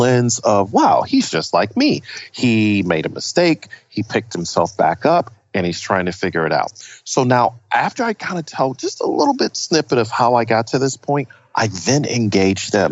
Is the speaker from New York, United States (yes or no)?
yes; Buffalo, New York, United States; moved away as an adult; I was born in the ghetto of Buffalo, New York